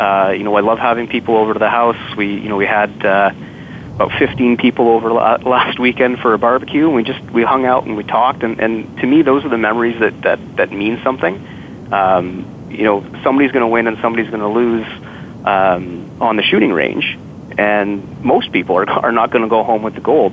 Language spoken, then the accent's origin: English; Ottawa, Ontario, Canada; born and raised in Ottawa